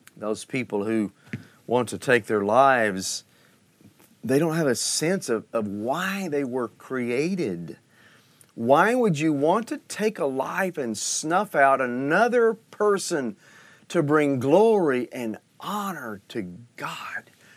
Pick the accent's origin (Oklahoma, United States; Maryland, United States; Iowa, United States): Oklahoma, United States; I heard this as a child in Sunday school and growing up in Oklahoma